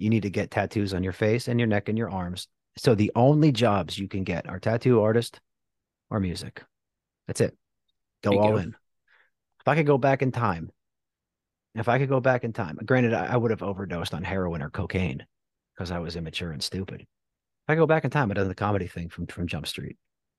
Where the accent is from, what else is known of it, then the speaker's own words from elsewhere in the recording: New Jersey, United States; now in Texas, United States; We're not good here in Texas. My home state, New Jersey's up there, baby.